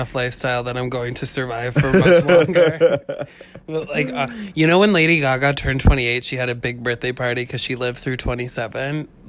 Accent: Albany, New York, United States; I'm from Albany.

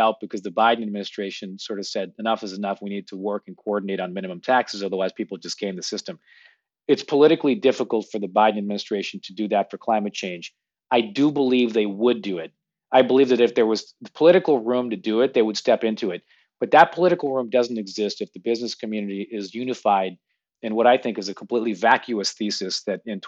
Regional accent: Toronto, Ontario, Canada; moved away as an adult; also born or lived in United States; now in New York, United States; I grew up in Toronto, went to university in the U.S. and then spent most of my working career here

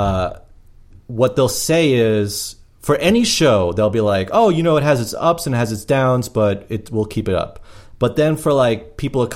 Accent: New York City, New York, United States; I'm from Queens Village originally

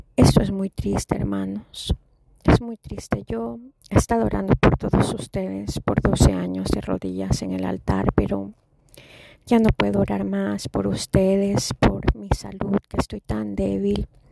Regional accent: Ecuador; moved away; also born or lived in Chicago; yo soy latina y nací eh, en Sudamérica

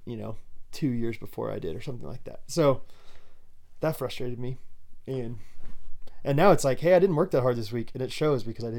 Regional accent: Kansas, United States; growing up in Kansas, you have to be a fan of everything Wizard of Oz.

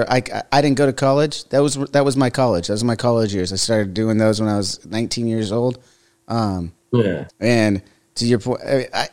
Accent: Southern California, United States; I grew up in Southern California next to the beach

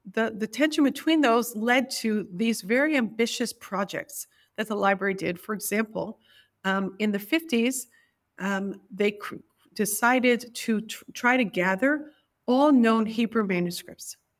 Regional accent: New York, United States; I was born in New York, and e, I was actually born in Greenwich Village in nineteen seventy

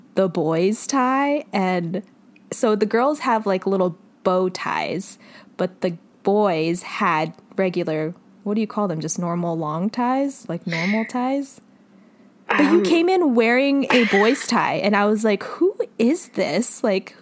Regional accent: Los Angeles, California, United States; as a resident and born and raised in the Los Angeles area, Southern California

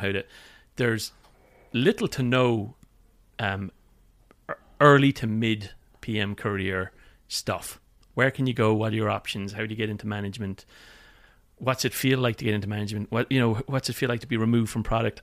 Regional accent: Limerick, Munster, Ireland; moved away as an adult; also born or lived in London, United Kingdom; now in California, United States; I moved four hundred miles from Limerick to London

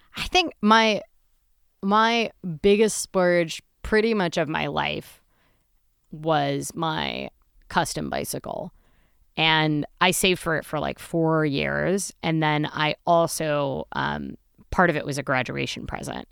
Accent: Midwest, United States; I'm a Midwesterner

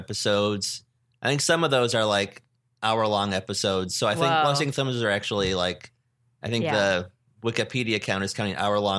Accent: Detroit, Michigan, United States; I'm from the Detroit area, but we would get channels from also, Bay City and Lansing and also like Toledo, Ohio.

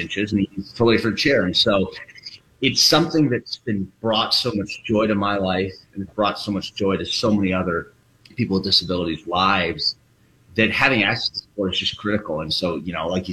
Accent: Minneapolis, Minnesota, United States; I grew up in Minneapolis, right down the road from Golden Valley. So Minnesota kid

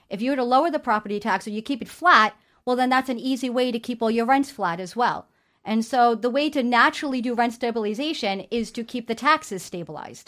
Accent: New York City, New York, United States; being born and raised in New York City

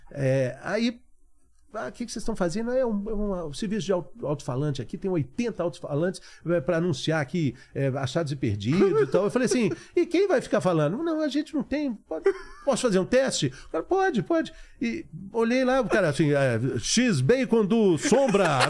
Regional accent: Belo Horizonte, Minas Gerais, Brazil; moved away as an adult; eu era estudante lá em Belo Horizonte

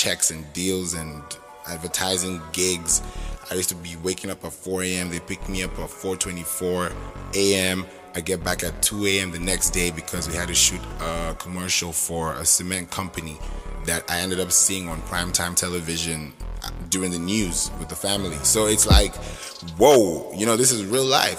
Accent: Kenya; moved away as an adult; also born or lived in Nigeria; now in United States; I was born in Nigeria, but I grew up in Kenya

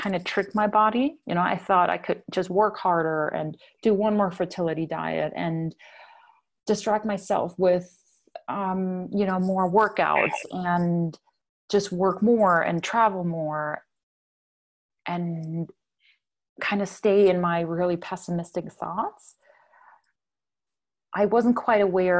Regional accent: Germany; moved away; I'm from Germany. You probably picked up my accent by now

